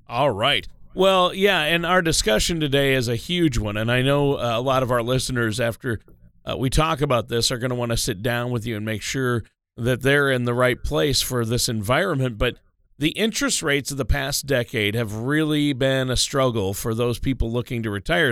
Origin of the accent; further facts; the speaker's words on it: Minnesota, United States; moved away; was born and raised in Minnesota